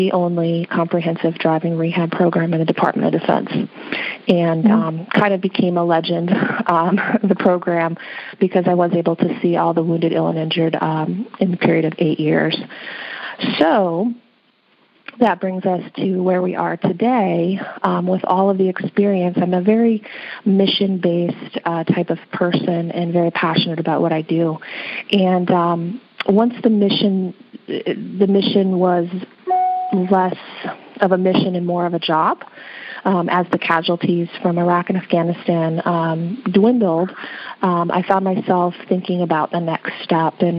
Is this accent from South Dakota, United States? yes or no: yes; South Dakota, United States; working as an occupational therapist in my home state of South Dakota